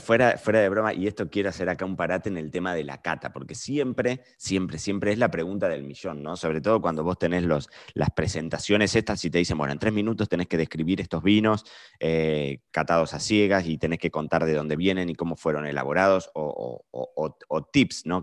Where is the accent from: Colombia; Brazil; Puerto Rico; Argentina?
Argentina; nosotros somos argentinos